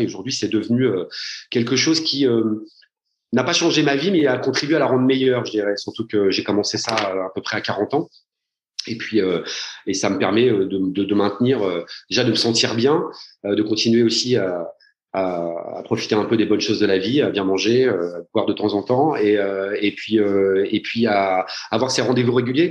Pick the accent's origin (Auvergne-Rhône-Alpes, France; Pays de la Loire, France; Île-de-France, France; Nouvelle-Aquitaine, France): Île-de-France, France; Paris; je suis parisien